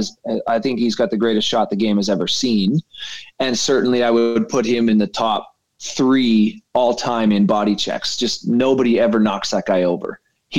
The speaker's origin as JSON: {"language": "English", "country": "Canada", "tie": "born or raised there", "said": "as a Canadian kid coming"}